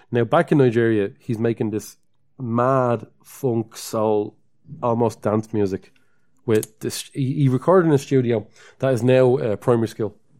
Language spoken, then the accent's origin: English; Dublin, Leinster, Ireland; accent: Dublin; we're from Dublin